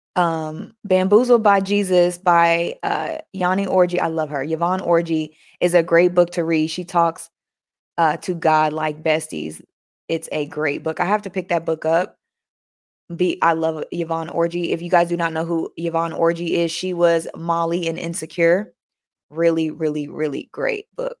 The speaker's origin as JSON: {"language": "English", "region": "New York", "country": "United States", "accent": "New York", "said": "That's my New York accent"}